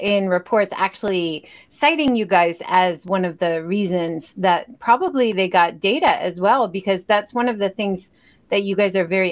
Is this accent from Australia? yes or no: no; Hawaii, United States; now in Japan; I grew up in Hawaii